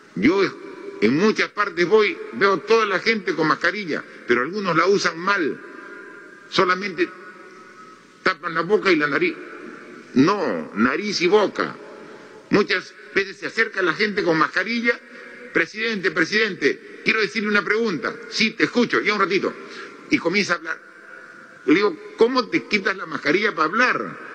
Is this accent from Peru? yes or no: yes; Moquegua, Peru; yo soy de Moquegua